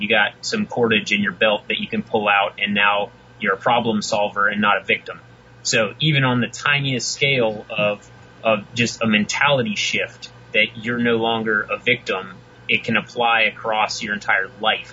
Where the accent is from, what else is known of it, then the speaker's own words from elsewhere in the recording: West Virginia, United States; moved away as an adult; now in Houston, United States; I was from West Virginia, grew up in the mountains, hunting, fishing, camping, and uh, now I am stuck in Houston